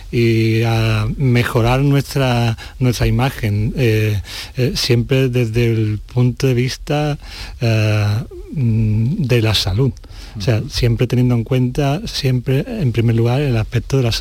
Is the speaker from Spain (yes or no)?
yes; La Algaba, Andalusia, Spain; Exactamente, mi pueblo, La Algaba.